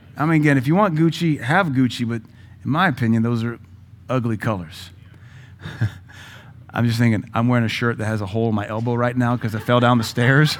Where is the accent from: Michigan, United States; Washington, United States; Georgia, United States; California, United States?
Washington, United States; Seattle; also born or lived in the South, United States; now in Cookeville, United States; I was raised a hippie in Seattle